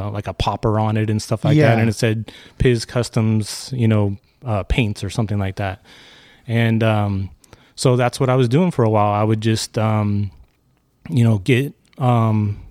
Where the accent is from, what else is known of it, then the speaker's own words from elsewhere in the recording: Santa Clarita, California, United States; I grew up in Santa Clarita and lived in this area pretty much my whole life